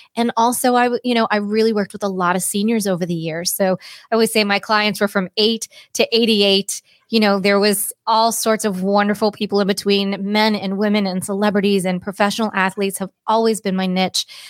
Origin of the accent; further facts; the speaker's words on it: Cape Cod, Massachusetts, United States; moved away as an adult; also born or lived in Boulder, Colorado; I grew up on Cape Cod.